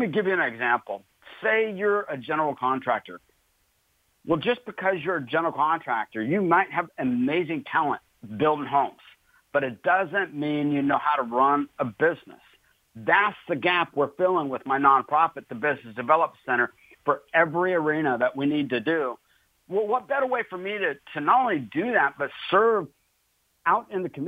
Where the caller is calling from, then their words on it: Pensacola, Florida, United States; I'm actually calling in from Pensacola, Florida.